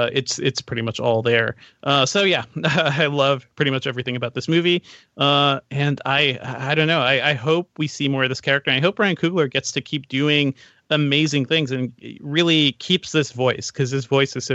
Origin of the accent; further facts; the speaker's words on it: Guyana; want to throw a special shout out to Letitia Wright, who's having an amazing year and is also from my home country.